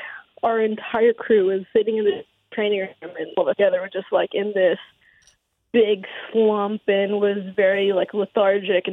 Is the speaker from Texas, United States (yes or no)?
no; Southern California, United States; now in Pacific Northwest, United States; I'm originally from Southern California